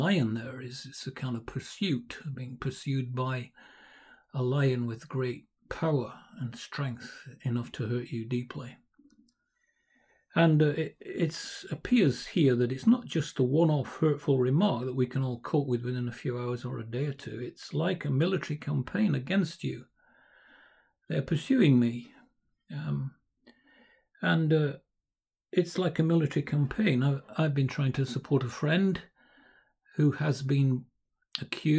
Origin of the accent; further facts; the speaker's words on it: Lancashire, North West England, United Kingdom; also born or lived in South London; now in London, United Kingdom; I'm from Lancashire, of course.